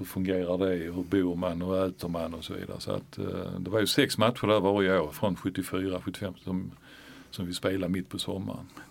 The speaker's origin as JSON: {"language": "Swedish", "town": "Malmö", "region": "Skåne", "country": "Sweden", "tie": "born or raised there", "said": "vi var ju födda på Möllevången"}